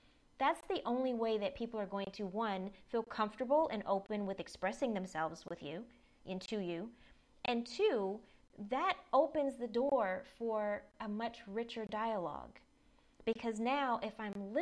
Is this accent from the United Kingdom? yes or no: no; the South, United States; I grew up in the South